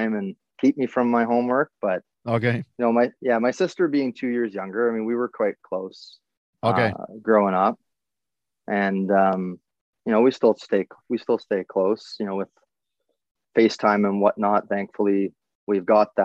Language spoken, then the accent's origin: English; Wyoming, Ontario, Canada; moved away as an adult; also born or lived in Sarnia, Ontario; now in Metcalfe, Canada; So I was born in Sarnia, Ontario, and grew up in Wyoming, Ontario.